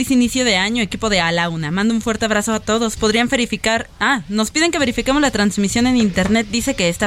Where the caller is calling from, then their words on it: Colima, Mexico; de Colima.